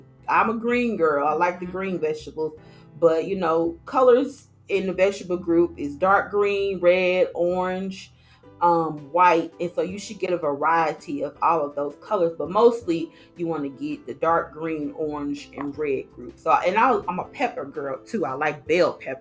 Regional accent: Arkansas, United States; moved away; I'm from Arkansas, so that's hog country. And so we are meat eaters over there

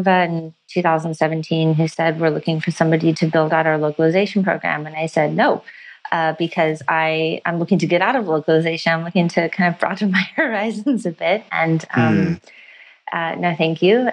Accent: United States; moved away as an adult; now in Australia; as an American

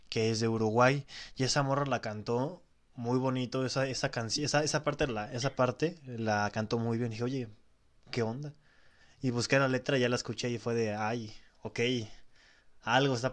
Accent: Puerto Rico; Yo soy de Puerto

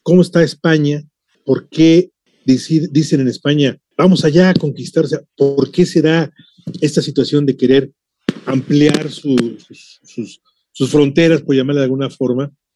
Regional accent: Mexico; Yo soy mexicano

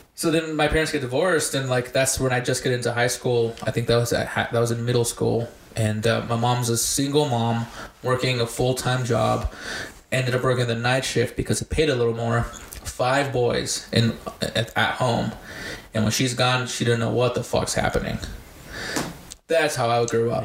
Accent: Bernalillo, New Mexico, United States; also born or lived in Compton, California / Albuquerque, New Mexico; we grew up here in Bernalillo

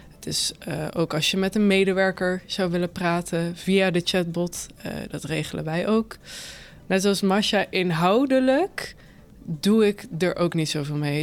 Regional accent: Limburg, Netherlands; moved away as an adult; also born or lived in Utrecht; now in Nieuwegein, Netherlands; ik woon nu in Nieuwegein, maar kom eigenlijk uit Limburg

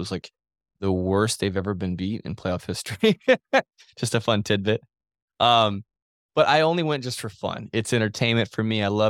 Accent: Kansas, United States; I'm from Kansas

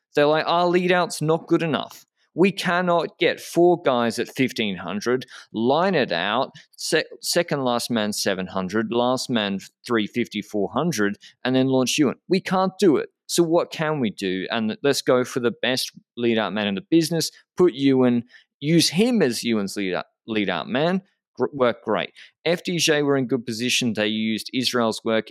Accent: Australia; as an Australian

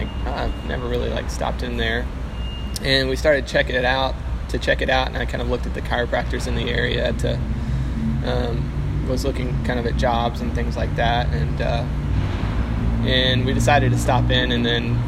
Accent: Flowood, Mississippi, United States; moved away as an adult; also born or lived in South Carolina; now in Chattanooga, United States; I grew up in Mississippi in a place called Flowood, and we grew up on a lot of land

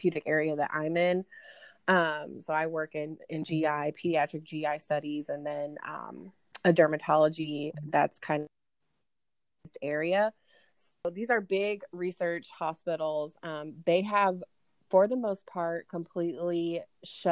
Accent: Lafayette, Indiana, United States; I'm calling in from Lafayette, Indiana. West Lafayette is home of Purdue University, where me and Krista went to school together. I was born and raised here, and my entire family is still here.

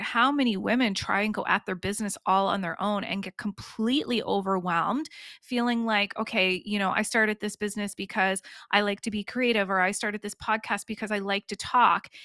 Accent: East Coast, United States; accent: East Coast; my East Coast accent

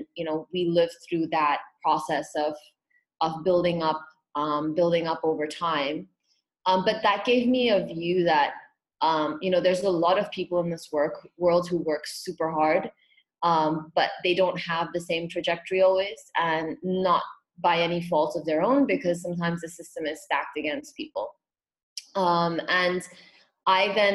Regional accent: Hong Kong; also born or lived in Pune, India; I was born in Pune, and when I was about between eight and nine, my family ended up moving to Hong Kong.

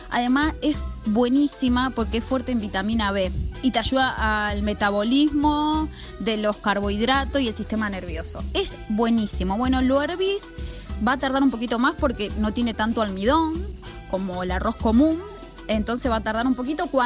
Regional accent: Barrio Lanzones, Buenos Aires, Argentina; eh, soy de Barrio Lanzones

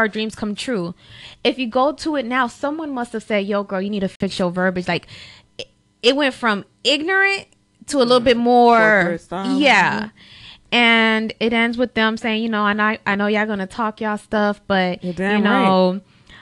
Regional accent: Overtown, Florida, United States; first language Spanish; English is a second language; we lived in Overtown. So I will never forget the school she put me in when I was in Overtown.

